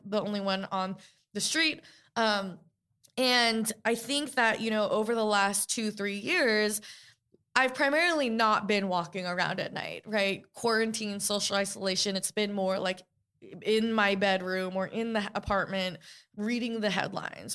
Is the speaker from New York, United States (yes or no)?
yes; New York City, New York, United States; I grew up in New York City post nine eleven, a few blocks from the World Trade Center